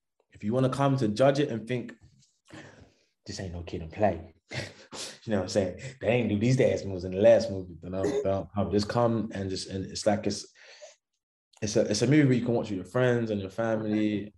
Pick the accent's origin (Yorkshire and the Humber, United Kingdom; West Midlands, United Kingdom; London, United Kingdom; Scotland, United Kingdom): London, United Kingdom; also born or lived in Florida, United States; I grew up in Thamesmead, lived in Deptford, a bit Surrey Keys, Elephant and Castle, Kennington